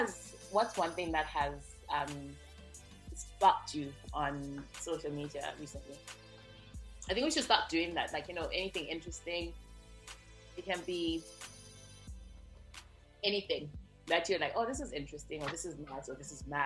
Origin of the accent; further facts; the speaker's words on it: London, United Kingdom; So I say to her that I'm born and raised in London, but originally from Somalia.